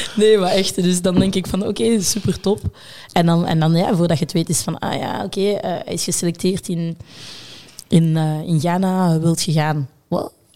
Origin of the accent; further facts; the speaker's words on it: Brussels, Brussels-Capital Region, Belgium; geboren in Brussel.